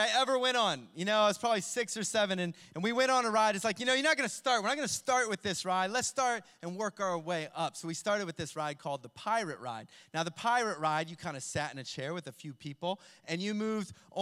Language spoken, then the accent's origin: English; Ohio, United States; where I grew up in Ohio